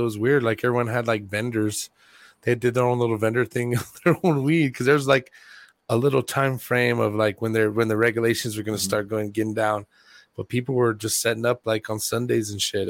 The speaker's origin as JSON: {"language": "English", "town": "Mountainair", "region": "New Mexico", "country": "United States", "said": "I'm from Mountain Air"}